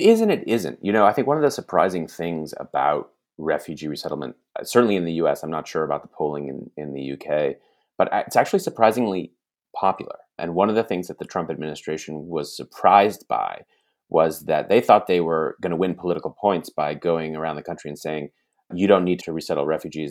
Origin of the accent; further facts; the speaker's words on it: United States; as an American who does believe in the American project